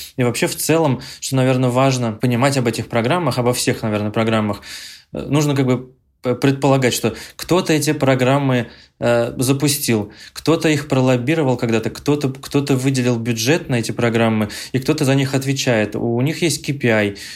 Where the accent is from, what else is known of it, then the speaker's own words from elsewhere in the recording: Ufa, Bashkortostan, Russia; moved away; я родом из Уфы